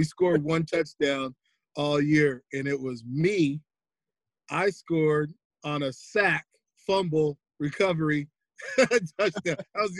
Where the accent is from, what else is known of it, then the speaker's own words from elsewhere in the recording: San Diego, California, United States; San Diego raised. I was born overseas. My father was in the military, so he's in the Navy. So, but I spent, I got here when I was, you know, 1 year old. So yeah, I'm from San Diego.